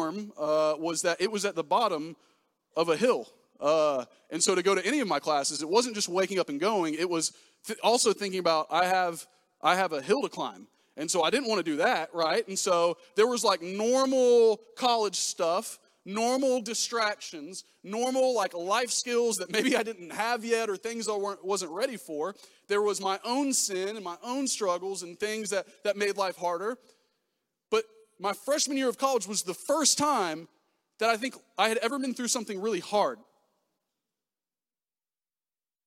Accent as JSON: {"language": "English", "town": "Pensacola", "region": "Florida", "country": "United States", "tie": "born or raised there", "said": "I'm from Pensacola, Florida. Grew up there"}